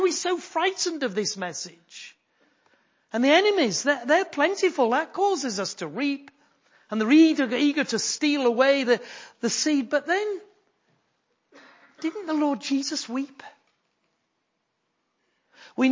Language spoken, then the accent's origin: English; Yorkshire and the Humber, United Kingdom; I am a Yorkshireman.